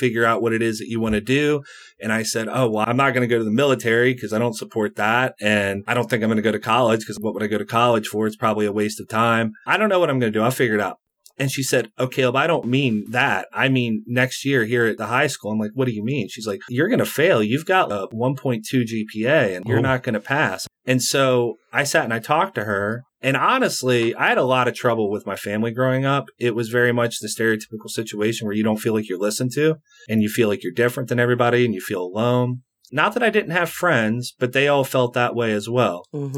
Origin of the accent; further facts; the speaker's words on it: eastern panhandle of West Virginia, United States; moved away as an adult; I grew up in West Virginia, in the eastern panhandle of West Virginia, about 2 hours out of D.C.